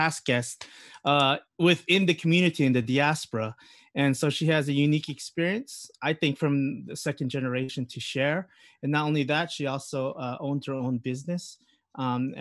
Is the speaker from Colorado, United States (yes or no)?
no; Northern California, United States; now in United Kingdom; originally I'm from the BBUC of Northern California, and then I moved to the UK